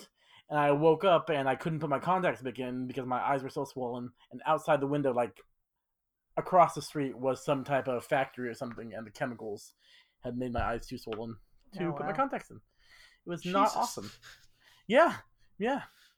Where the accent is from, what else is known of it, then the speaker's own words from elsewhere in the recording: California, United States; We're just from California, the best state.